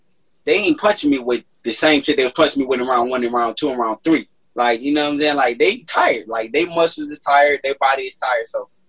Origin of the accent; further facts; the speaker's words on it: Detroit, Michigan, United States; Like, I'm from Detroit. I'm a competitor